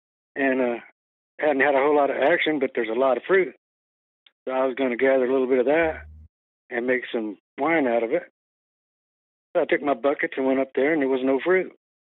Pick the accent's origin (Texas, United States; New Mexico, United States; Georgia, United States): Texas, United States; We're from Texas. Grew up down there chasing critters.